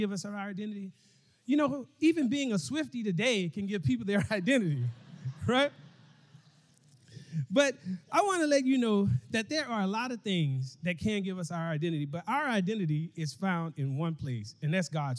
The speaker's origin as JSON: {"language": "English", "town": "Mobile", "region": "Alabama", "country": "United States", "moved": "yes", "lives_now": "Dallas, United States", "said": "I'm from Mobile, Alabama, but I live in Dallas, Texas"}